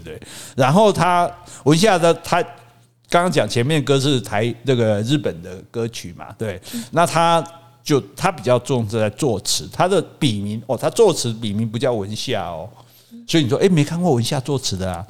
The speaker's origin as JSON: {"language": "Chinese", "town": "Hukou", "region": "Hsinchu County", "country": "Taiwan", "said": "我们家住在新竹的湖口"}